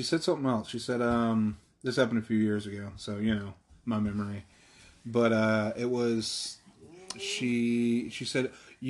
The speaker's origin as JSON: {"language": "English", "country": "Ireland", "said": "As an Irishman"}